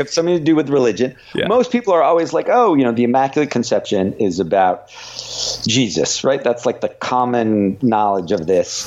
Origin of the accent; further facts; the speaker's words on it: United States; I live here and and you know grew up here and and so feel you know, I am really American